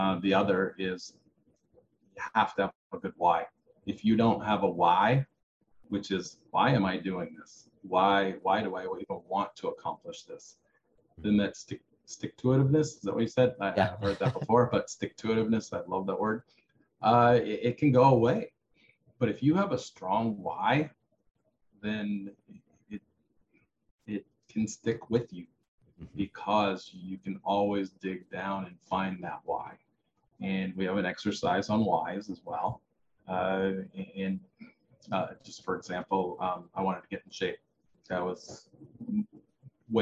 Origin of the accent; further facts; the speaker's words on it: Iowa, United States; I grew up in Iowa on a farm.